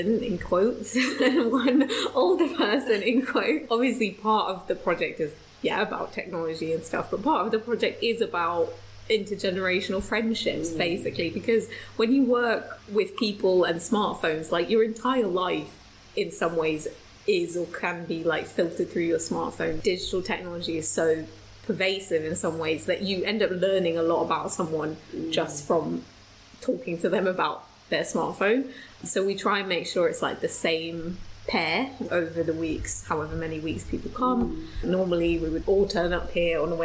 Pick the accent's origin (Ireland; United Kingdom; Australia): United Kingdom; London; I'm from North-ish London.